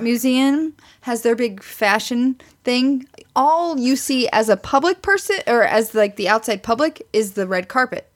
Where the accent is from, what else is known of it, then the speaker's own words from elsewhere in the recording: Missouri, United States; moved away; I'm from Missouri, which is this show me state.